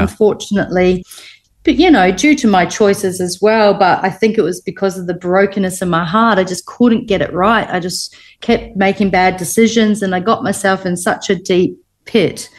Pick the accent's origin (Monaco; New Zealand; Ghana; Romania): New Zealand; also born or lived in Liverpool, England; I was born in Liverpool, England, mm-hmm. and I moved to New Zealand when I was two